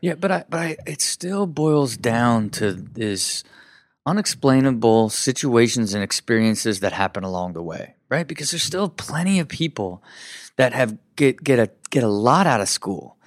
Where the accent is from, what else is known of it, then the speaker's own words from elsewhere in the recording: Kettering, Ohio, United States; Uh, born and raised in Kettering, Ohio.